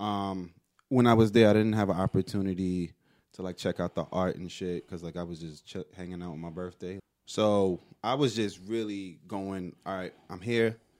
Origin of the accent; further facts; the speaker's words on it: New York City, New York, United States; I'm from Brooklyn. Like, if you talk about where I'm from in Brooklyn